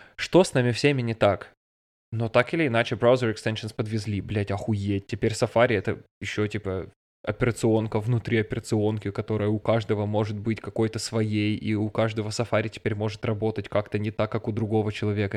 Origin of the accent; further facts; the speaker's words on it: Russia; moved away as an adult; now in Bavaria, Germany; я из России